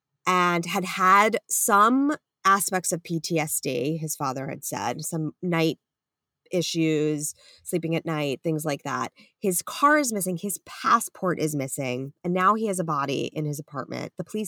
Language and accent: English; Long Island, New York, United States; accent: Long Island; burnt listeners know I'm from Long Island and love my Long Island accent.